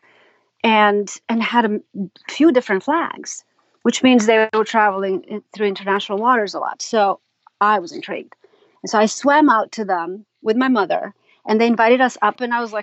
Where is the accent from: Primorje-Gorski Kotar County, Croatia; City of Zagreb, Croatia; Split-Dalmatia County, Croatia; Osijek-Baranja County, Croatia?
City of Zagreb, Croatia; Zagreb; moved away; also born or lived in New York City, United States; I grew up in Zagreb, which is the capital of Croatia.